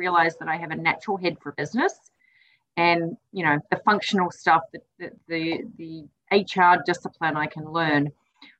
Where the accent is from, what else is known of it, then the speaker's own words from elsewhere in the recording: New Zealand; moved away; I'm originally from New Zealand